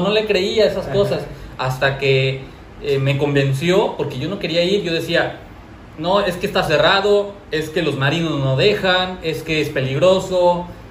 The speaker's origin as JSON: {"language": "Spanish", "town": "Acapulco", "region": "Guerrero", "country": "Mexico", "tie": "born or raised there", "said": "sí soy de Acapulco, pero no crecí amando Acapulco. No sabía la información de Acapulco. y la verdad me sentía decepcionado del lugar donde yo nací"}